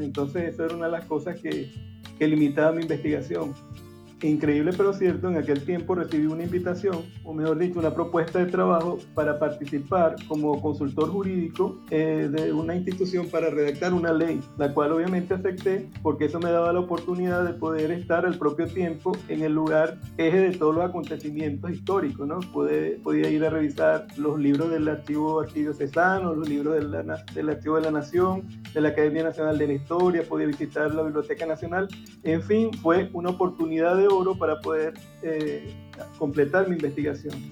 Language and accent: Spanish; Zaraza, Guárico, Venezuela; Sarasa es el lugar donde yo nací.